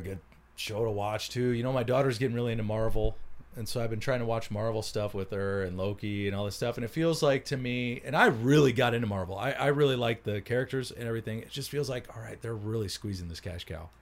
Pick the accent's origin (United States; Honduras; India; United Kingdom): United States; how I grew up was I, right on the Mississippi River